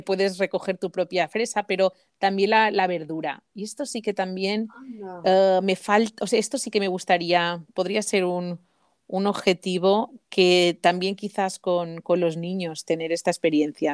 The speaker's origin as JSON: {"language": "Spanish", "area": "Mallorca", "region": "Balearic Islands", "country": "Spain", "moved": "yes", "said": "se me ve enseguida que soy que soy de Mallorca"}